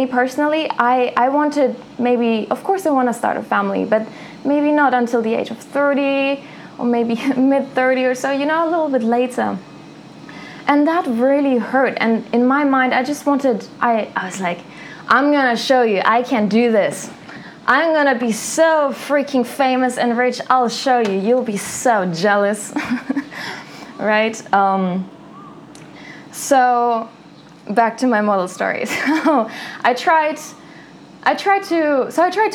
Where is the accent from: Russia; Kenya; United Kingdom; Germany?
Germany; a small town in southern Germany; I am from a small town in Germany, from southern Germany. And in my hometown, most girls, they marry young.